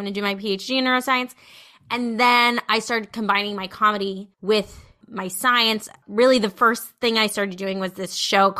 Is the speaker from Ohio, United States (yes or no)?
no; New Jersey, United States; No, I came from Jersey. I came from Jersey. Came from deep Jersey. Got my one suitcase off the bus.